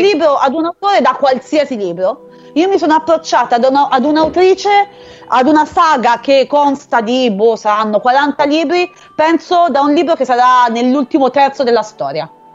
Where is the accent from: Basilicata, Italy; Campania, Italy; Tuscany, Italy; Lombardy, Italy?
Tuscany, Italy; Arezzo; Io sono di Arezzo